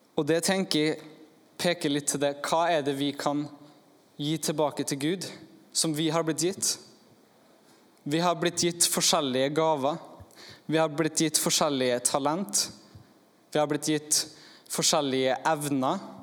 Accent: Norway; jeg kommer fra Eidsvågen

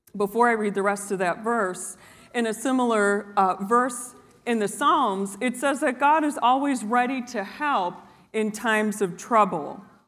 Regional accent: Wisconsin, United States; moved away; I'm from Wisconsin

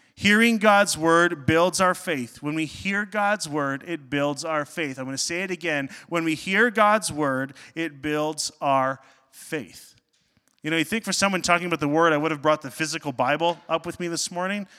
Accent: Northern Ontario, Canada; I grew up in Northern Ontario

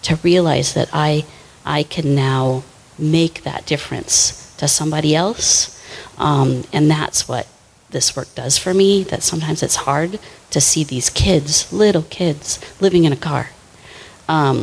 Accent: Shoreline, Washington, United States; I grew up in Shoreline

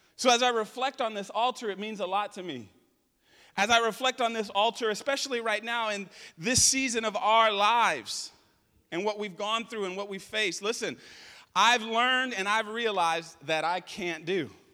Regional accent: United States

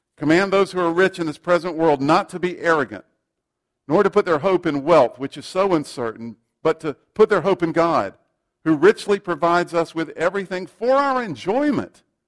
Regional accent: South Carolina, United States; I grew up in South Carolina, and my parents would regularly take me to the local Baptist church.

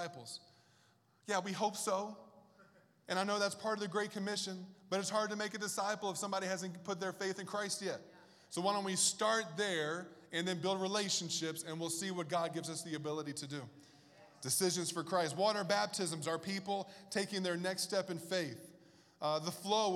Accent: Bible Belt, the South, United States; moved away; I grew up in the South in the Bible Belt

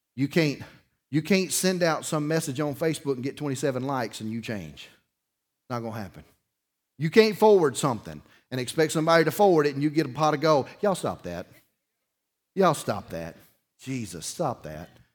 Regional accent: Dauphin Island, Alabama, United States; I grew up on Dolphin Island

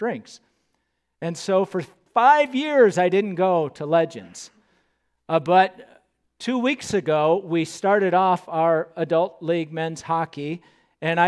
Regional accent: Southern California, United States; moved away as an adult; now in Moorhead, United States; I grew up in Southern California

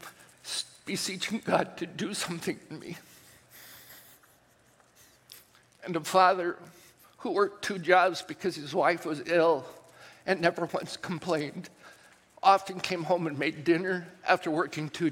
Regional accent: United States; those things that I grew up with and that I held dear as an American

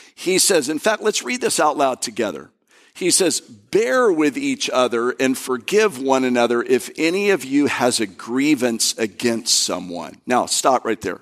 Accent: Florida, United States; also born or lived in Kentucky; I'm from Florida

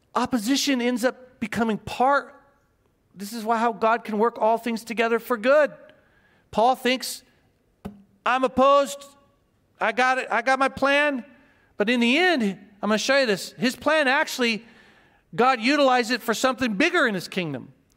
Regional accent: Joplin, Missouri, United States; now in Guam; I was born in Joplin, Missouri. Small town, Missouri.

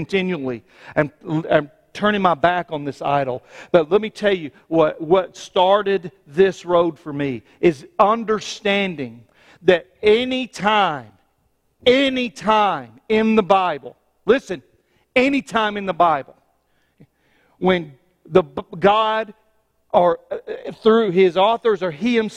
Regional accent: United States; I was born in the United States

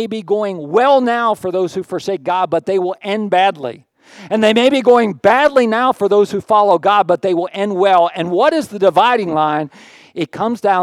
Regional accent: Pittsburgh, Pennsylvania, United States; moved away; Pittsburgh, where I grew up

